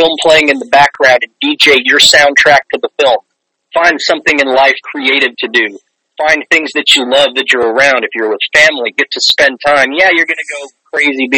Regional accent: Guatemala; moved away as an adult; now in United States; I grew up in an Indian village in Guatemala

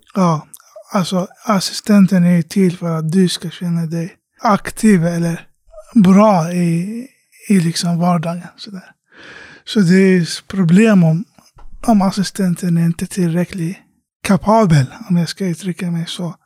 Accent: Iraq; now in Sweden; hemlandet Irak, där jag kommer ifrån

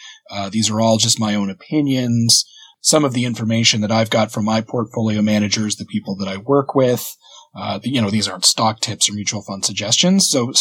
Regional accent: East Coast of Canada, Atlantic Canada, Canada; moved away as an adult; originally, I'm from the East Coast of Canada, and it's a much laid-back sort of lifestyle, very family-oriented

